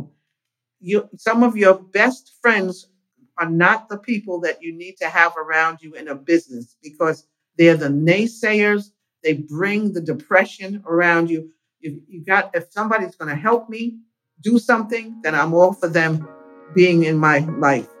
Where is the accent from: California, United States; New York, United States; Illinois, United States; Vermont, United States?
New York, United States; New York City; I was born and raised in Harlem, went to public schools here